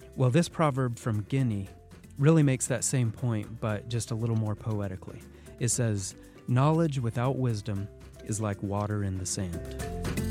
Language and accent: English; United States; as an American